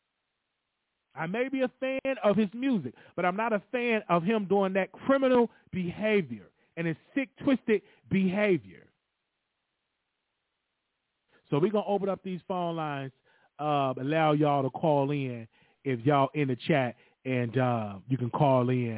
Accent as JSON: {"language": "English", "town": "Chicago", "region": "Illinois", "country": "United States", "said": "I'm from Chicago."}